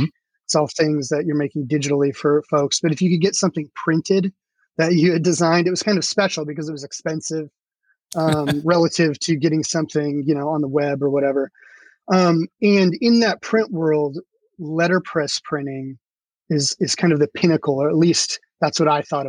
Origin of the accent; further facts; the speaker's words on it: Centralia, Washington, United States; I grew up in Sorry. Centralia, Washington